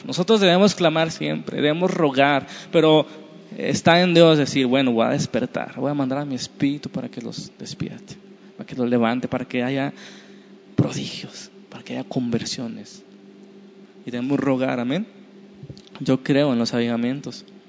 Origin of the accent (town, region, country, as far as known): Mexico